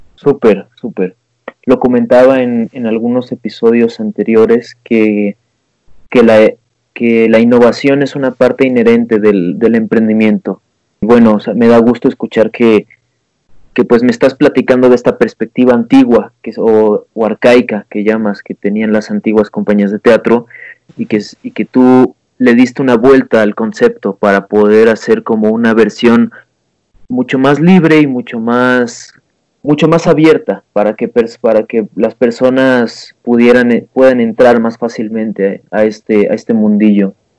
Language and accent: Spanish; Mexico; como buen mexicano que soy